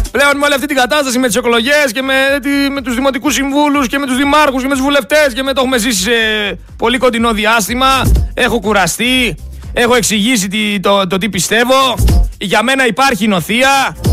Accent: Greece

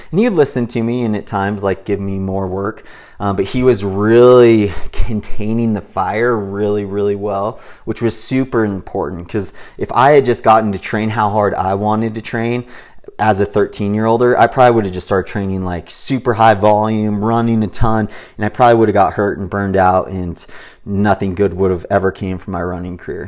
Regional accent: Big Bear Lake, California, United States; growing up in Big Bear Lake

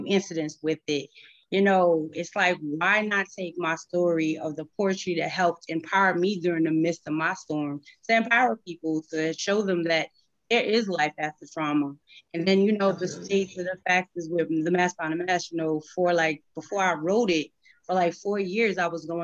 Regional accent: Cross, South Carolina, United States; now in Troy, United States; I'm originally from Cross, South Carolina. I now reside in Troy, New York.

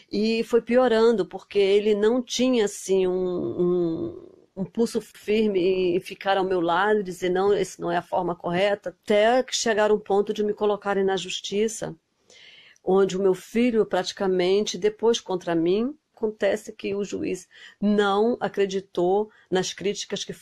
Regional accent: Brazil; moved away as an adult; now in Germany; eu sou brasileira, é, moro na Alemanha já faz quase 20 anos.

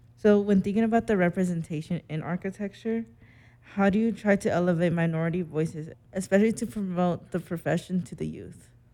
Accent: Las Vegas, Nevada, United States; moved away; also born or lived in Seattle; I'm from Vegas

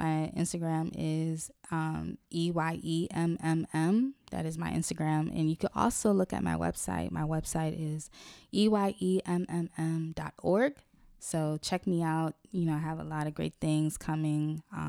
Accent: Haiti; I'm from Haiti, Cameroon as well.

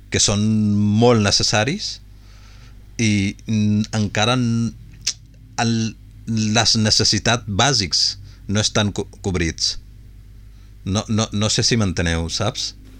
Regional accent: Punjab, Pakistan; moved away; jo sóc de Pakistan

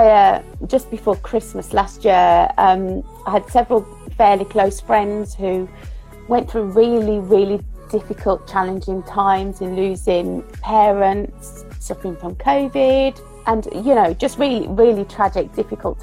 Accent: Birmingham, West Midlands, United Kingdom; if you haven't gathered from the accent, I'm from Birmingham in the UK.

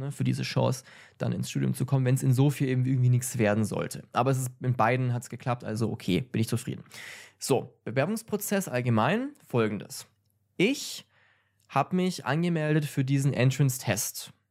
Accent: Germany; bin kein Native Speaker in Englisch, ja? weil ich, ähm, ja, komme aus Deutschland. Ne? Und deswegen, mein Heimatland ist nicht englischsprachig

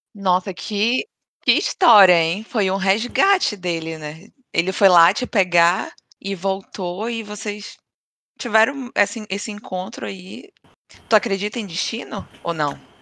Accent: Pará, Brazil; moved away; Desde que eu saí do Brasil, eu hum. sinto que eu sou mais paraense. A cada dia eu me sinto mais paraense

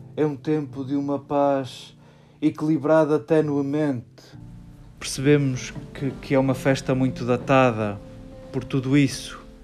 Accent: Portugal; somos portugueses

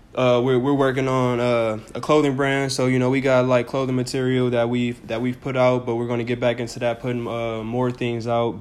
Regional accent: United States; we're from America

